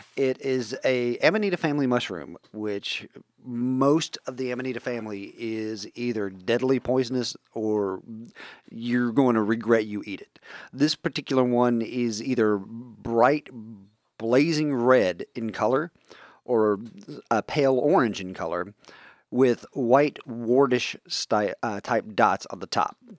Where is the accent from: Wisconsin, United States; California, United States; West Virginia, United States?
West Virginia, United States; accent: West Virginian hick; My native language is West Virginian hick